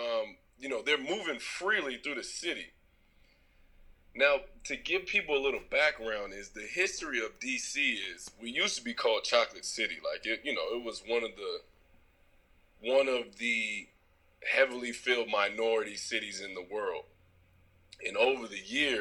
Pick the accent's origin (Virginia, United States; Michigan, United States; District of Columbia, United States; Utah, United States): District of Columbia, United States; Washington; in D.C., which is the nation's capital, which is my hometown